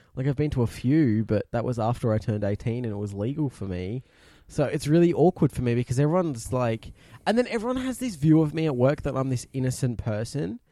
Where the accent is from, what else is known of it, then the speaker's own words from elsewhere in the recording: Naracoorte, South Australia, Australia; also born or lived in Melbourne; I was born in Melbourne, but technically originally from, uh, Narrabcoot, down in the southeast of South Australia.